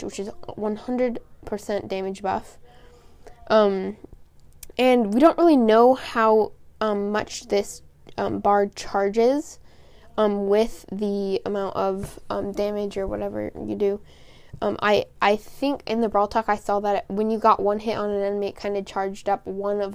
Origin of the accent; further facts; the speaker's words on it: Portland, Oregon, United States; I am from the Rose City